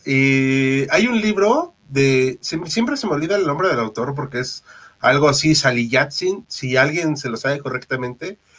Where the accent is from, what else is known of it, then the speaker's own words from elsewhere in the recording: Mexico; como mexicano